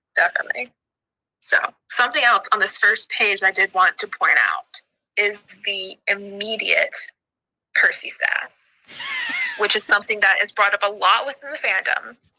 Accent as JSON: {"language": "English", "region": "the South", "country": "United States", "said": "I'm from the South, where if anyone talks about New York, it's either the city or it doesn't exist"}